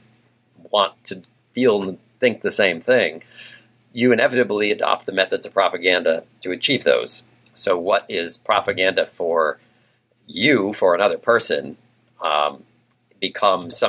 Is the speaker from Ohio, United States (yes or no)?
no; Massachusetts, United States; also born or lived in Louisiana / Portland / Pittsburgh; now in Texas, United States; although I was not a native of Texas, I'm from Massachusetts